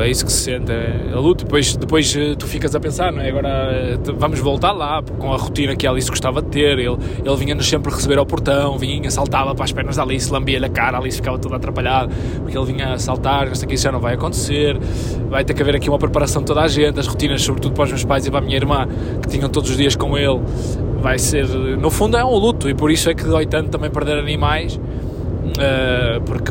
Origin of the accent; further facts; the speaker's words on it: Arcozelo, Portugal; also born or lived in Lisbon; o clube da minha terra